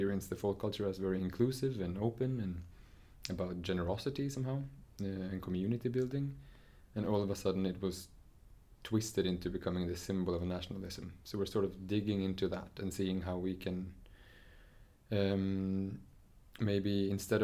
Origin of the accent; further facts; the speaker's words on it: Nesbyen, Buskerud, Norway; I grew up in Nesbyen in Norway.